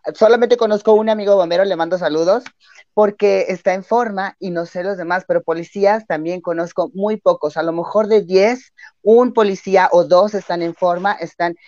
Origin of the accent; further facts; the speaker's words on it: León, Guanajuato, Mexico; yo soy aquí de León, Guanajuato